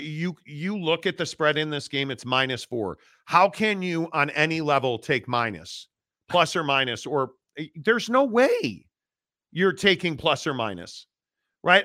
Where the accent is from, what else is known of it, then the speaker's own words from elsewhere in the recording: Chicago, Illinois, United States; moved away; I grew up in Chicago